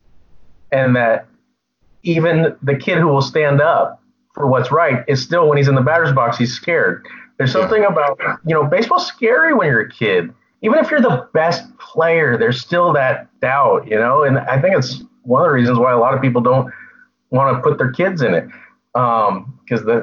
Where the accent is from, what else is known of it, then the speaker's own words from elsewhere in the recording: Novato, California, United States; I grew up in Novato, California